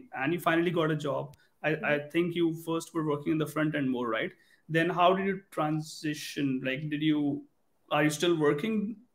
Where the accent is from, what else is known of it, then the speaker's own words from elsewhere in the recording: India; now in Montreal, Canada; I'm from India and now we are in Montreal